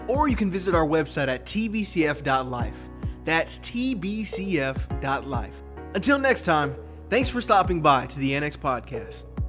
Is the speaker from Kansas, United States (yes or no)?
no; Iowa, United States; I grew up in Iowa, but I did not live on a farm